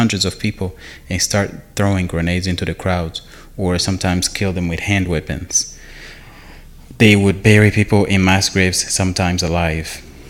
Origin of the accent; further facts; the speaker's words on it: Rwanda; When I was growing up in Rwanda